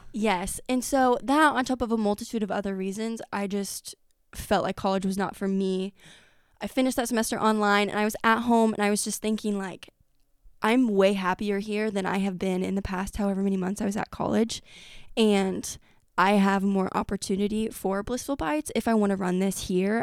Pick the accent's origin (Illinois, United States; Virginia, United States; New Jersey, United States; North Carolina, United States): Illinois, United States; Effingham; I grew up in Effingham.